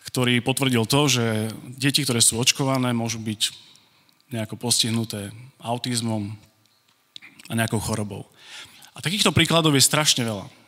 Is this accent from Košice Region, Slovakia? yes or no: yes; Košice, Košice Region, Slovakia; moved away as an adult; also born or lived in Virginia; Ja som tu doma. Ja som Košičan